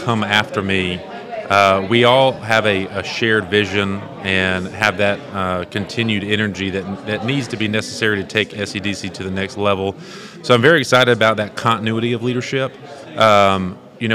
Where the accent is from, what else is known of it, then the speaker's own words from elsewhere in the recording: Georgia, United States; Savannah, Georgia, which is my home state